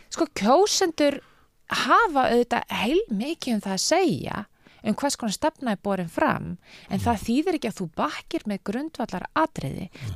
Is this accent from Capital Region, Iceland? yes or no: yes; Reykjavík, Capital Region, Iceland; ég er alveg upp í Reykjavík og þó ég hef búið viða um heim, það hef ég hverki búið annar starf landinu en í Reykjavík